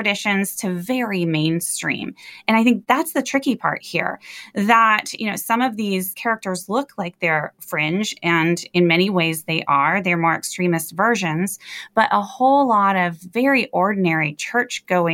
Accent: Michigan, United States; my hometown here in Michigan

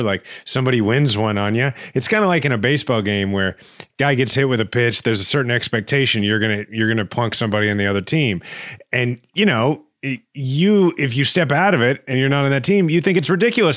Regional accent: Kansas City, Missouri, United States; born or raised there

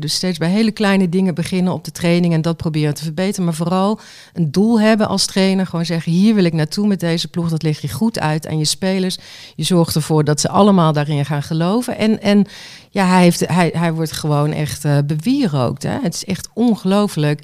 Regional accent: Waalwijk, North Brabant, Netherlands; Ik kom uit Waalwijk

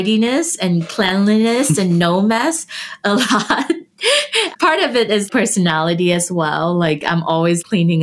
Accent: Vietnam; now in Colorado, United States; I'm from Vietnam

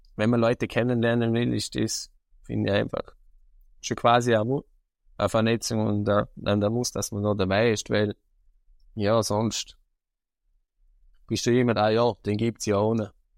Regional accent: Vorarlberg, Austria; Bei uns in Vorarlberg heißt es ja Landjugend Jungbauernschaft

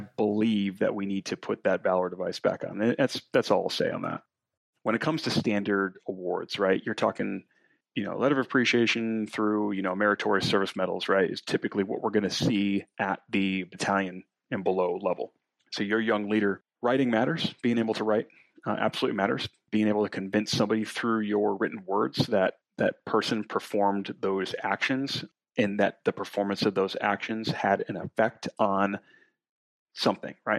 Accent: New England, United States; moved away; I'm from New England. Lexington Concord is right up the road.

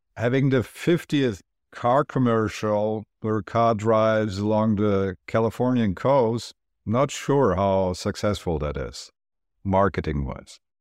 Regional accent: Germany; moved away; also born or lived in Turkey / New York; I'm originally from Turkey, but I grew up in Germany

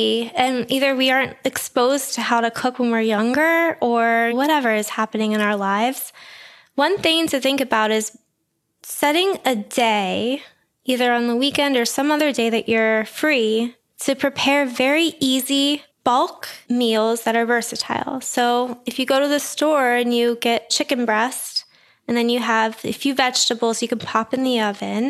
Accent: Pittsburgh, Pennsylvania, United States; I'm from Pittsburgh

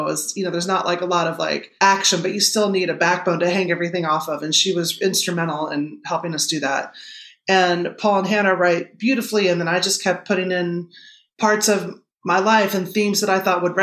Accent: Kansas, United States; I'm from Kansas

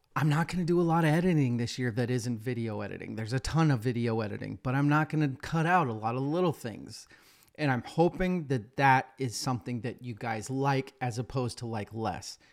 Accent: Boise, Idaho, United States; my hometown, Boise, Idaho.

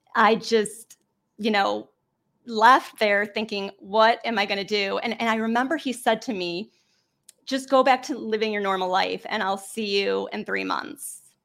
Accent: Cleveland, Ohio, United States; I am from Cleveland, Ohio, a small suburb

